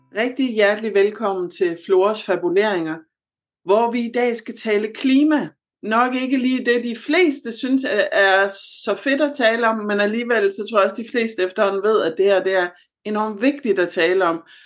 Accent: Southern Jutland, Southern Denmark, Denmark; moved away; Jeg er oprindelig fra Sønderjylland

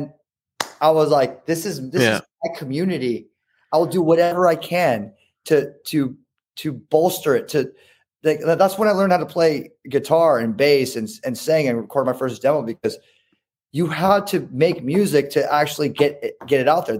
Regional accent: Newport Beach, California, United States; I grew up in Newport Beach

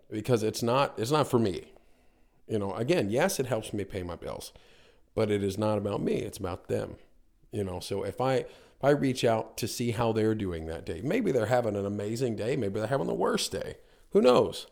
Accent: North Carolina, United States; moved away as an adult; also born or lived in Niagara Falls, Canada; now in Canada; grew up, uh, most of my life in North Carolina

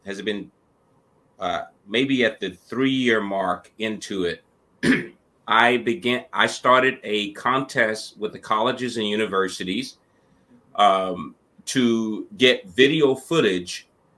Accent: Mississippi, United States; moved away; also born or lived in Missouri; I grew up in Mississippi, where Fannie Lou Hamer was from.

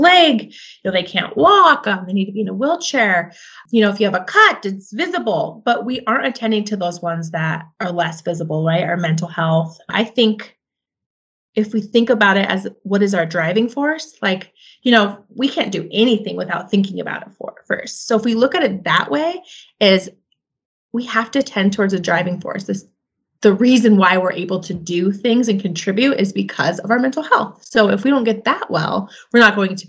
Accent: Spokane, Washington, United States; I come from Hilliard. And just growing up, there was just different sets of challenges

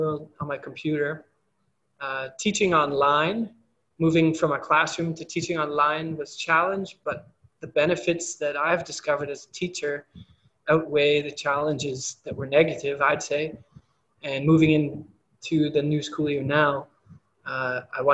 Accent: Canada; moved away as an adult; I have problems in my hometown with things like that in Canada

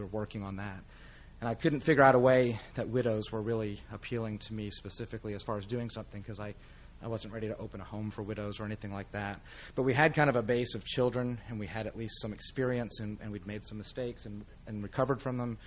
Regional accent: Crossville, Tennessee, United States; I'm from Crossville, so our geography lessons were, you know, Cookeville is the end of the world to the west

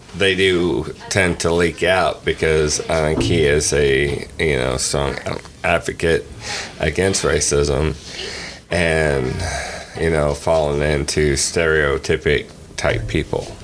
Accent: Midwest, United States; I grew up in the Midwest

